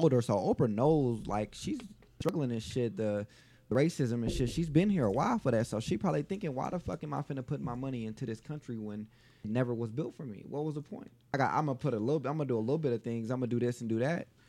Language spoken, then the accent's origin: English; Las Vegas, Nevada, United States; I grew up on the West Side.